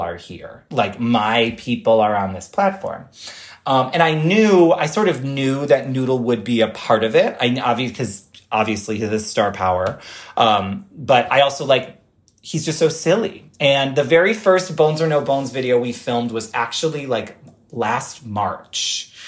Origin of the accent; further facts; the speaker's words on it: Rochester, New York, United States; now in New York City, United States; Rochester, my hometown